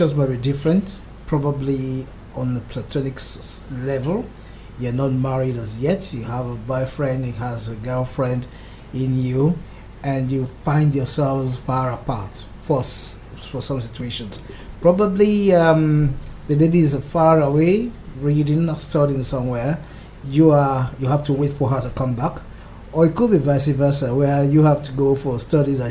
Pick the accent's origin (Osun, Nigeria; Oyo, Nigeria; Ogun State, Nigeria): Ogun State, Nigeria; Ijebu; I'm from Ijebu, the great grandson of an Ijebu warrior.